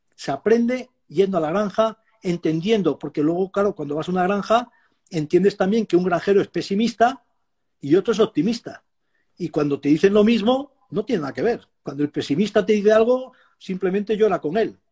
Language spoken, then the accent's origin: Spanish; Extremadura, Spain; Yo soy extremeño y mm. tenía entonces tenía ovejas